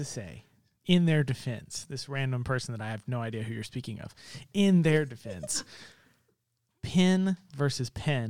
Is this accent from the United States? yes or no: yes; Jackson, Mississippi, United States; accent: Southern; like I'm no longer from Jackson. I'm from Madison County.